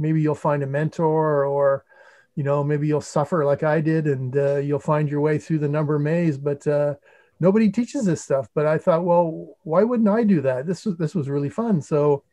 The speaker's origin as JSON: {"language": "English", "town": "St. Andrews", "region": "New Brunswick", "country": "Canada", "tie": "born or raised there", "said": "I'm originally from New Brunswick, which is a province in Eastern Canada, not to be confused with New Brunswick, New Jersey, or Brunswick, Maine. Yeah. but I grew up in a town called St. Andrews"}